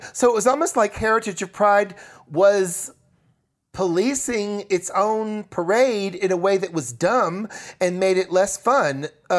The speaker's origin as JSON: {"language": "English", "region": "New York", "country": "United States", "said": "I don't actually know Andy, even though, you know, we're both from New"}